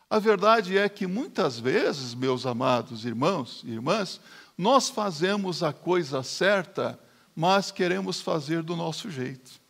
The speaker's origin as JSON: {"language": "Portuguese", "country": "Brazil", "said": "Nós que somos brasileiros"}